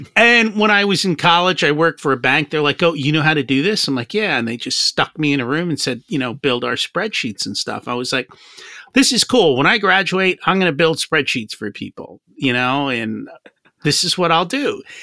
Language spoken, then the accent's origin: English; New Jersey, United States; I grew up in Jersey